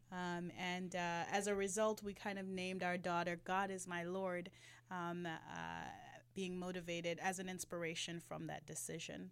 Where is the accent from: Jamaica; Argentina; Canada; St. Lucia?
Jamaica; now in Atlanta, United States; I'm a migrant from, um, the motherland, no, from Jamaica